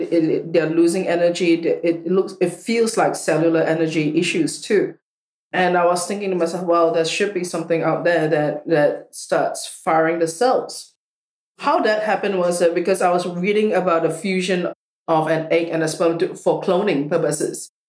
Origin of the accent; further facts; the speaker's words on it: Singapore; moved away; I come from Singapore